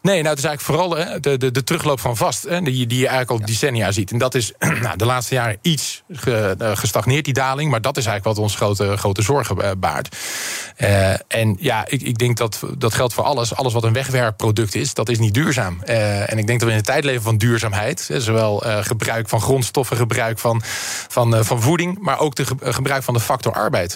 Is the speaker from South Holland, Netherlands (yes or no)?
yes; Rotterdam, South Holland, Netherlands; ik ben een echte Rotterdammer